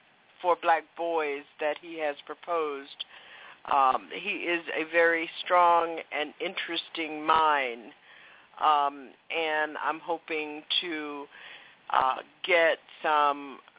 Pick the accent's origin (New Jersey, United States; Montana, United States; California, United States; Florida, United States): Florida, United States; West Palm Beach; that's my hometown.